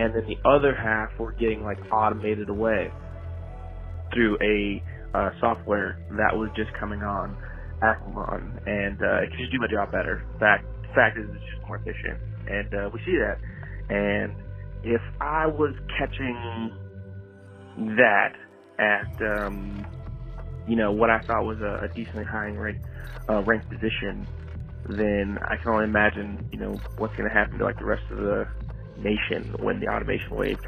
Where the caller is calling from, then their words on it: Houston, Texas, United States; I'm calling in from Texas.